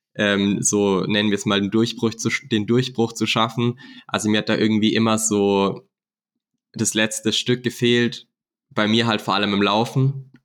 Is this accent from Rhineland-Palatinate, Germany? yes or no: no; Black Forest, Baden-Württemberg, Germany; also born or lived in Nuremberg; bei uns im Schwarzwald